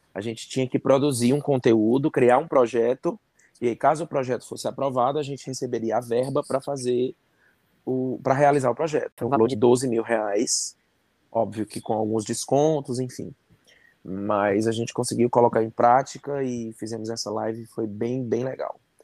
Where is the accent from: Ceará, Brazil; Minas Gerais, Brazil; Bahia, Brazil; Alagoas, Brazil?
Ceará, Brazil; Fortaleza; eu sou de Fortaleza, no Ceará